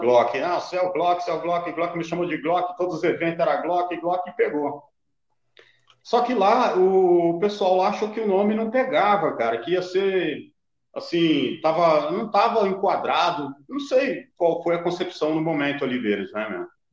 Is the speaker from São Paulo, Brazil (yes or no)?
yes; Carapicuíba, São Paulo, Brazil; now in Goiânia, Brazil; hoje eu moro em Goiânia, cara, mas eu sou de Carapicuíba. Carapicuíba hum. Vila Dirce.